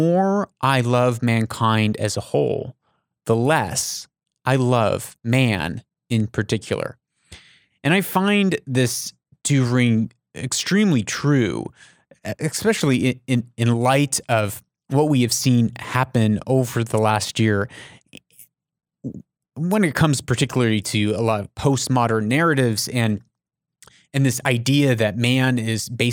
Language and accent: English; United States; now in Middle East; I'm an American